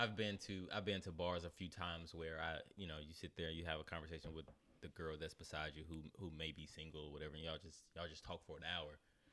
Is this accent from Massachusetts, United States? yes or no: no; High Point, North Carolina, United States; moved away; I grew up next to Greensboro, who had A&T.